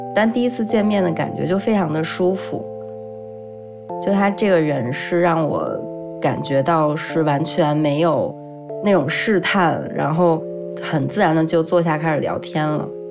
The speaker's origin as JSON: {"language": "Chinese", "region": "Beijing", "country": "China", "said": "因为我是北京人嘛"}